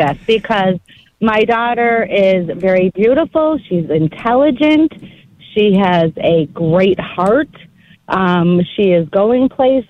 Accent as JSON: {"language": "English", "town": "Greece", "region": "New York", "country": "United States", "said": "I'm from Greece."}